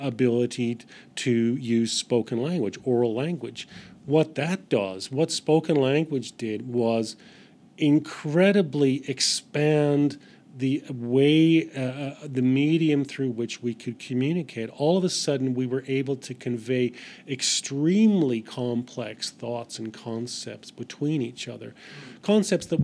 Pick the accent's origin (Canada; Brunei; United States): Canada; Vancouver Island, British Columbia; now in Australia; my friends that I grew up with on Vancouver Island